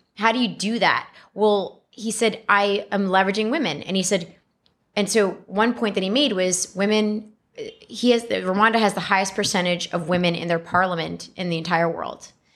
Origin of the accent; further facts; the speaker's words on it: New York City, New York, United States; I was born and raised in the Bronx